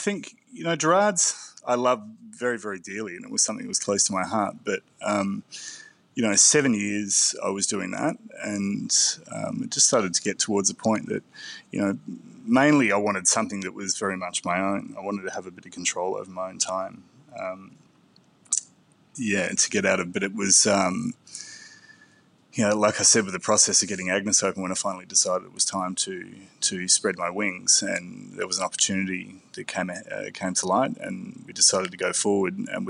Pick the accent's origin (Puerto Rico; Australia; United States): Australia; Perth, Western Australia; I grew up in Perth in Western Australia.